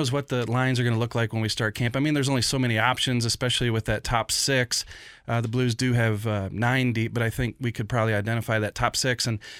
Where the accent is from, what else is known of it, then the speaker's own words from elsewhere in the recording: Jefferson County, Missouri, United States; Hey, I'm from Jeffco.